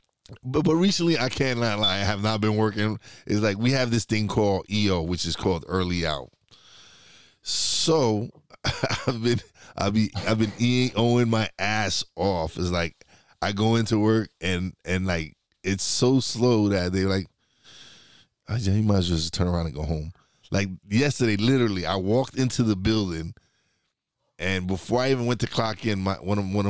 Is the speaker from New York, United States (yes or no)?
yes; New York City, New York, United States; moved away; also born or lived in Florida; I eventually moved to Florida, so it was hard to get me being a New York guy